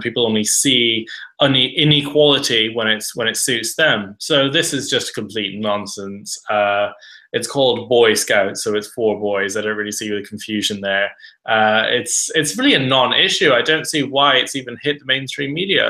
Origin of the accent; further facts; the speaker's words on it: Ireland; I grew up in Southern Ireland, a very rural area where kids were only going out in the street